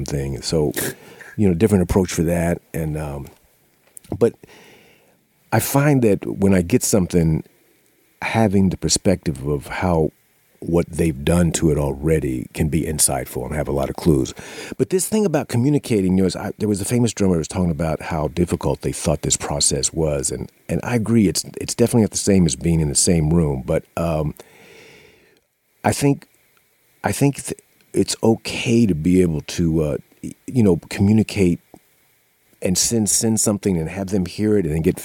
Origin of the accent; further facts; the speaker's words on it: Kansas City, Missouri, United States; also born or lived in Louisiana / Arkansas; I was from the Kansas City area